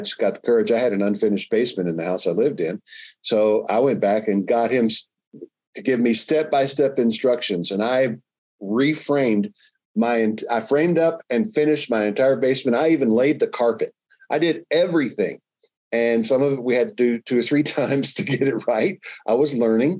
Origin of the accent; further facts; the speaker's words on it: Louisville, Kentucky, United States; moved away; I grew up in Louisville, Kentucky